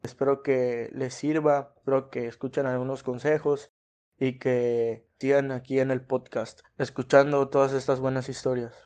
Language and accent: Spanish; Mexico; como mexicanos